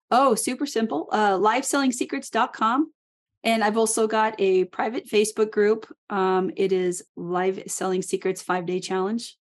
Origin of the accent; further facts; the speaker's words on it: Alaska, United States; I was born and raised in Alaska